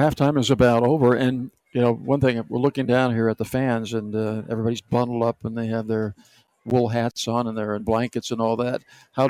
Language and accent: English; the coal regions in the Northeast, Pennsylvania, United States; moved away; the coal regions where I grew up in the Northeast